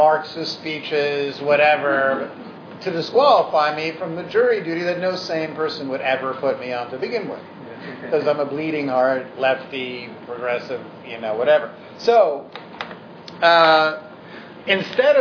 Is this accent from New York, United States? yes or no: yes; New York City, New York, United States; we were lower middle class Jews growing up on the Upper West Side